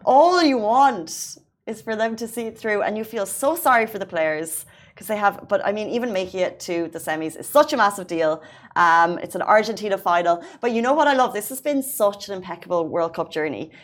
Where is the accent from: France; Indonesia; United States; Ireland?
Ireland; now in United Arab Emirates; an Irish citizen who came to the UAE without a driving license